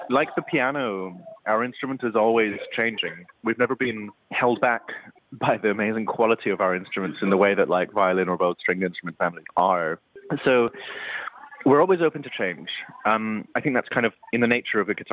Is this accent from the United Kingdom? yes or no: yes; Edinburgh, Scotland, United Kingdom; growing up in Edinburgh in the '90s, it was a pretty white place to be. There weren't many Asians in my school, and of course, being half Asian in that context meant I was fully Asian.